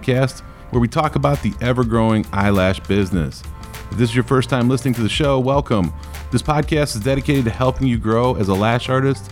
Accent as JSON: {"language": "English", "region": "Northeast Ohio", "country": "United States", "moved": "yes", "said": "I'm from Northeast Ohio."}